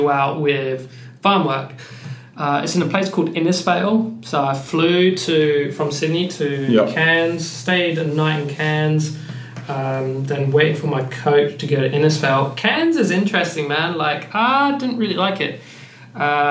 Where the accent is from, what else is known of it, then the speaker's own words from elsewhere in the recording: England, United Kingdom; moved away as an adult; now in Wollongong, Australia; my family are Pakistani, so I'm British born Pakistani. First generation